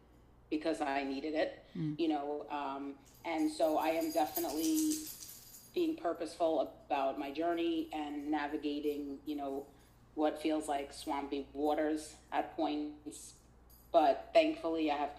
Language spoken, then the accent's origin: English; New York City, New York, United States; growing up in Brooklyn, I, you know, at elementary school